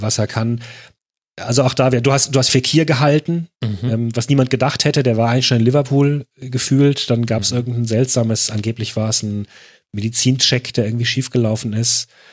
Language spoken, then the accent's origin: German; Germany; als Deutscher